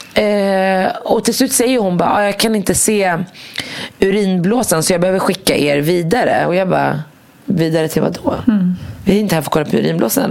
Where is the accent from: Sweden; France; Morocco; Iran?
Morocco; jag kommer från Marocko.